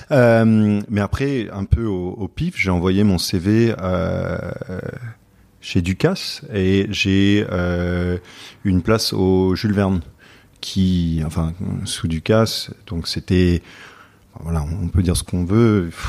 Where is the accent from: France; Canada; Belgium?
France; Paris, Île-de-France; also born or lived in United States / London; Donc moi, je suis né aux États-Unis, mais après j'ai grandi entre euh, Paris et Londres.